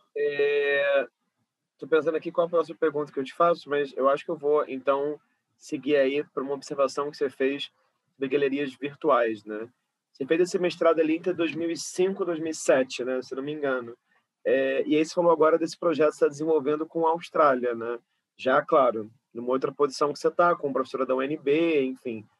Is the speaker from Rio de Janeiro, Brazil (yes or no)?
yes; Rio de Janeiro, Brazil; eu sou uma cria da zona oeste do Rio, sou de Carapaguá